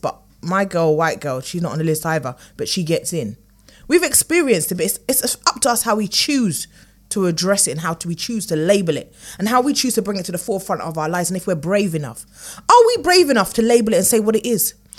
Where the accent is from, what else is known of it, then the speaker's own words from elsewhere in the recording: United Kingdom; we as U K Brits